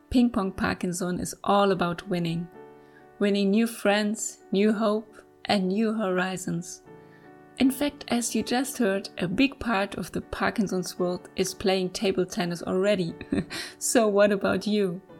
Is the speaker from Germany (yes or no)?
yes; Germany; I am from Germany.